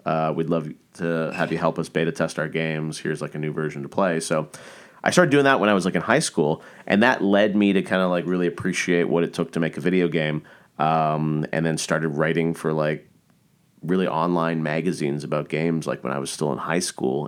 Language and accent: English; Toronto, Ontario, Canada; I started as a kid growing up in Canada.